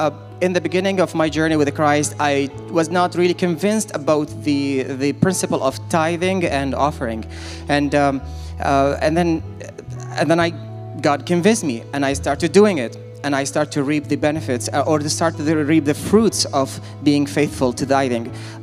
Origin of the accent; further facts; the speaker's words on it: Iraq; I'm originally from Iraq, and my mother is from Lebanon.